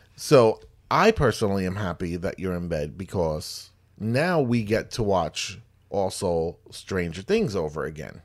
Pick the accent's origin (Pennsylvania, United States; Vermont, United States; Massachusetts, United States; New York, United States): New York, United States; growing up in New York and stuff, not, not in the Bronx